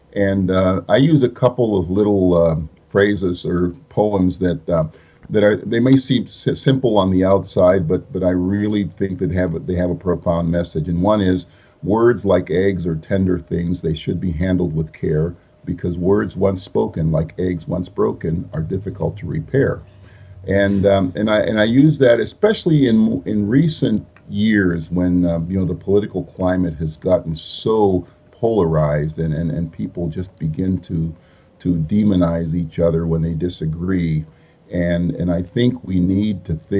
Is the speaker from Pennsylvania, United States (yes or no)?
yes; Pittsburgh, Pennsylvania, United States; first language Spanish; English is a second language; moved away as an adult; also born or lived in Puerto Rico; now in Ohio, United States; I'm originally from Puerto Rico. My family came to the mainland United States when I was 7 years old. We settled in the Pittsburgh area of Pennsylvania.